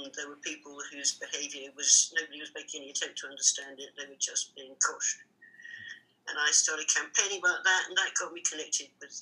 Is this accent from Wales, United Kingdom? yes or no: no; London, United Kingdom; I grew up in Hampstead